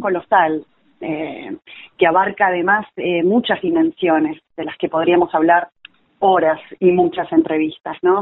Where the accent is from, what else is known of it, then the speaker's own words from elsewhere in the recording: Uruguay; accent: rioplatense; moved away as an adult; now in Buenos Aires, Argentina; yo soy uruguaya, ¿Mm? eh, radicada en Buenos Aires hace 16 años, ya totalmente aporteñada